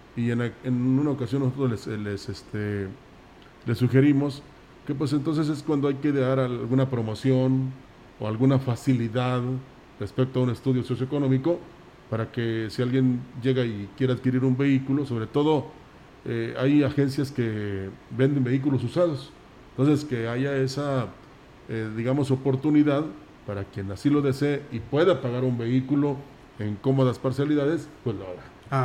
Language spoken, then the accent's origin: Spanish; San Luis Potosí, Mexico; Así somos los potosinos